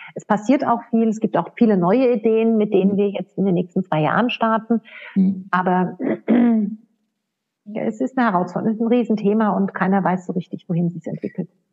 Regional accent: Odenwald, Hesse, Germany; also born or lived in United States; now in Austria; ich komme selbst aus, aus dem Odenwald

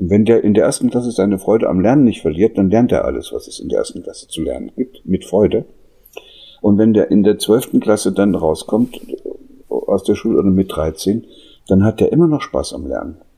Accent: East Germany, Germany; ich bin da in der DDR aufgewachsen, die haben versucht, mir zehn Jahre lang Russisch beizubringen.

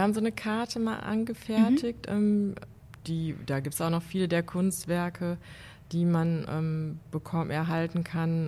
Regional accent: Mülheim an der Ruhr, North Rhine-Westphalia, Germany; also born or lived in Aachen; now in Cologne, Germany; Ich bin schon seit Ende der 90er in Köln und komme aus dem Ruhrgebiet

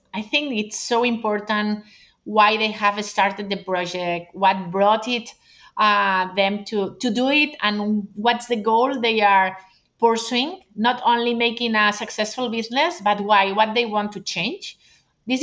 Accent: Barcelona, Catalonia, Spain; I'm from Barcelona

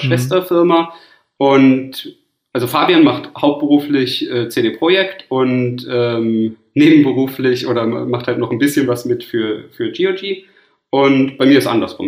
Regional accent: Cologne, North Rhine-Westphalia, Germany; ich bin ja Kölner

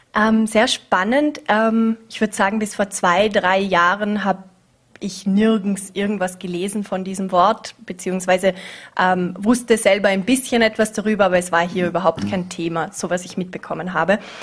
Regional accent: Vorarlberg, Austria; also born or lived in Vienna / Scotland; meine Jugend hier in Vorarlberg

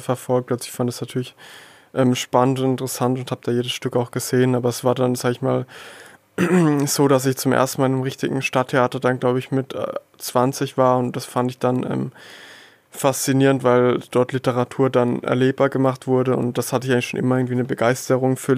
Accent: Würzburg area, Lower Franconia, Bavaria, Germany; moved away as an adult; also born or lived in Stuttgart; now in Heilbronn district, Germany; ich komme aus dem Raum Würzburg, ähm, Unterfranken, bin dort ähm, auch aufgewachsen, zur Schule gegangen

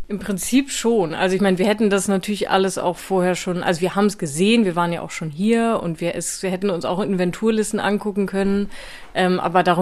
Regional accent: Worpswede, Lower Saxony, Germany; ich komme aber auch aus Bremen beziehungsweise aus Worpswede und deswegen war das irgendwie so ein bisschen schicksalhaft auch.

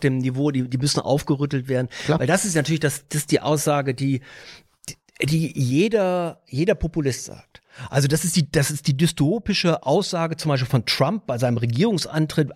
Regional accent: Bielefeld, North Rhine-Westphalia, Germany; now in Tegernsee Valley, Germany; wenn ich sage, wo ich herkomme und sage, gibt's Bielefeld noch

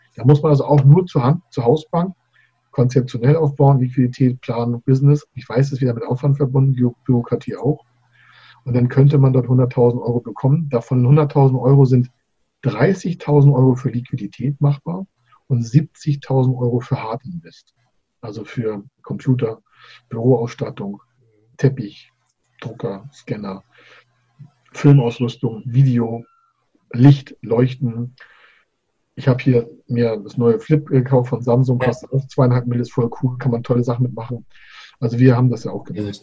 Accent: Schleswig-Holstein, Germany; mein Geburtsland äh, Schleswig-Holstein

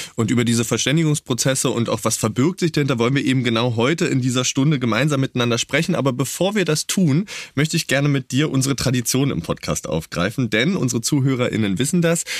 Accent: East Germany, Germany; ich bin ja in Ostdeutschland aufgewachsen

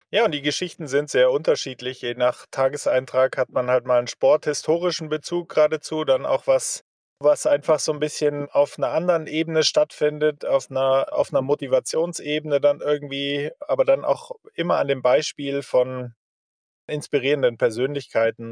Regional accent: Germany; als Deutsche

